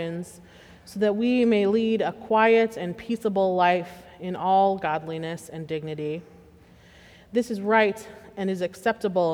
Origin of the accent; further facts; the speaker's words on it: Pittsburgh, Pennsylvania, United States; I hail from Western Pennsylvania, and I am quite proud to be from Pittsburgh